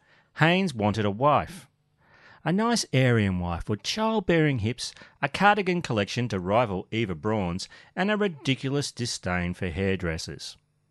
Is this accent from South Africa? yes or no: yes; South Africa; I am a South African, and I took away our booze. Again!